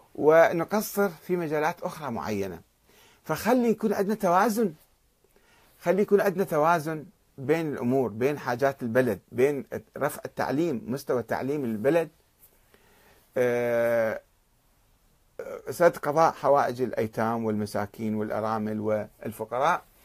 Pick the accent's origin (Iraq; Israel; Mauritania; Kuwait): Iraq; Karbala, Karbala Governorate; أنا ابن كربلاء